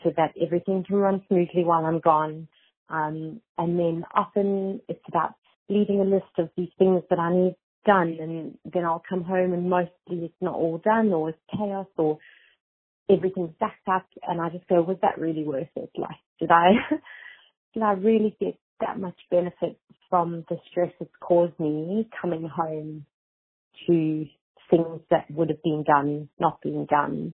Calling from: Australia; I'm calling from Australia.

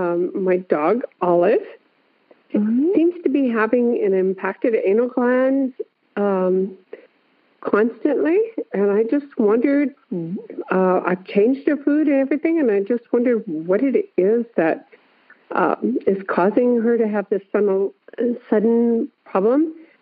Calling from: Bay Area, California, United States; I'm calling from the Bay Area in California.

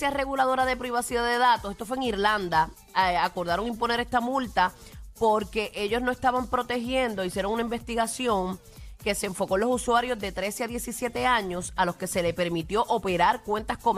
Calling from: San Germán, Puerto Rico; de San Germán.

